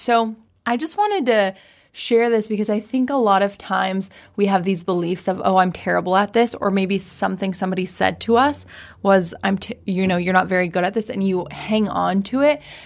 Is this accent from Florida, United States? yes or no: no; Washington, United States; moved away as an adult; also born or lived in San Diego / Maui; ended up back in Washington, where we grew up.